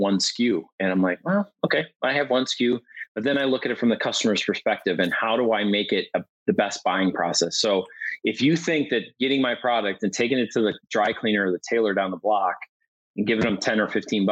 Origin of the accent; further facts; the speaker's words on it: Milwaukee, Wisconsin, United States; I'm from Milwaukee